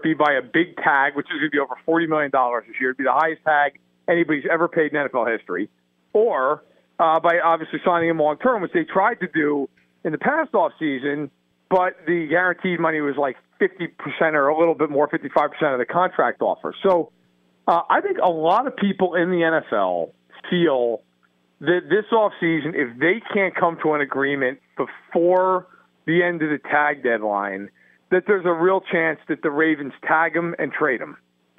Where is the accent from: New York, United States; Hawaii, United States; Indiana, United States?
New York, United States; I'll tell you this much. I'm from New York